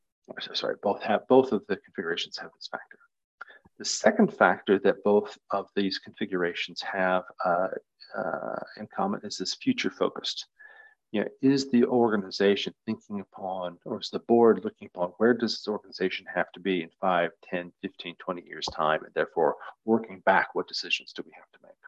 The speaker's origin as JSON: {"language": "English", "region": "Nebraska", "country": "United States", "said": "I'm from Nebraska in the US"}